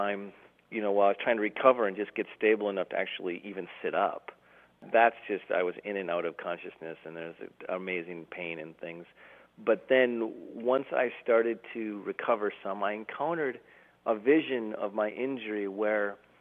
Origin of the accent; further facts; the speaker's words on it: Duluth, Minnesota, United States; we're driving home from Kansas City, Missouri to Duluth, Minnesota